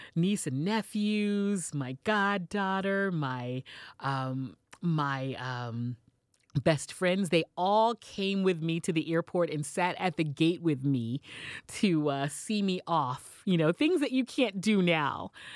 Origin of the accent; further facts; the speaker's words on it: Houston, Texas, United States; moved away as an adult; also born or lived in New York City; started my radio career in my hometown of Houston